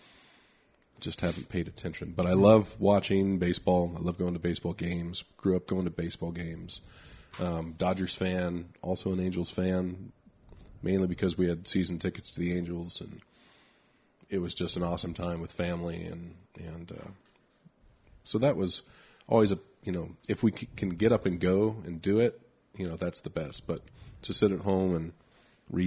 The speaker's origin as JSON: {"language": "English", "town": "Anaheim", "region": "California", "country": "United States", "tie": "born or raised there", "also_born_or_lived": "Signal Hill, California / New York", "said": "on the street I grew up on, when we moved to Anaheim from Signal Hill, there were a bunch of kids on the street. So we grew up playing"}